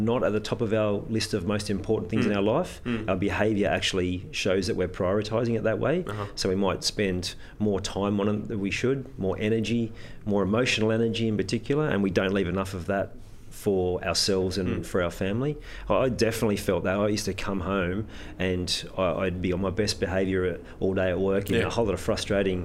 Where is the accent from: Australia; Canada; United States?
Australia; Normanhurst, New South Wales; I'm still living in the area that I grew up here in Normanhurst.